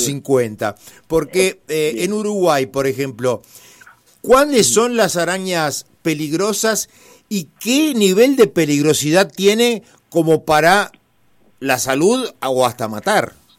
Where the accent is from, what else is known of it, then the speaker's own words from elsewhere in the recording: Italy; yo soy italiano